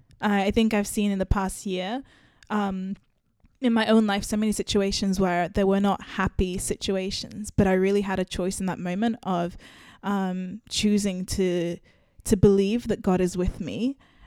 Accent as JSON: {"language": "English", "country": "United Kingdom", "said": "Hi, I'm …, and I am British Zimbabwean."}